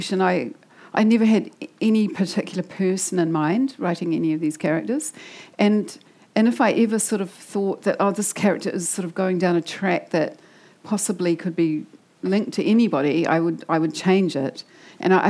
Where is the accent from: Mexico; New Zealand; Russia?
New Zealand; Wellington; I come from Wellington. Like, I grew up there. I grew up in Island Bay.